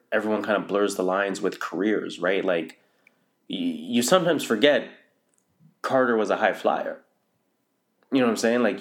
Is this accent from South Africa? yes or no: no; Toronto, Ontario, Canada; I grew up in North